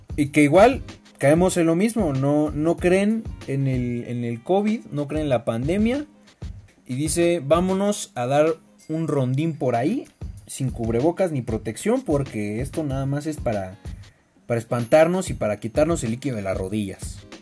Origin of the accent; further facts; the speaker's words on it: Mexico; todos somos mexicanos, todos tenemos la piel morena